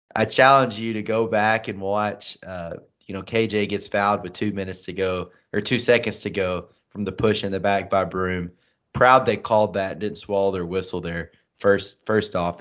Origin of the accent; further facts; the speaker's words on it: St. Louis, Missouri, United States; I'm from Saint Louis